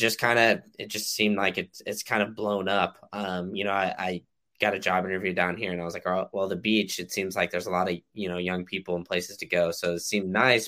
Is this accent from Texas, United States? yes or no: yes; Austin, Texas, United States; now in Tampa, United States; growing up in Austin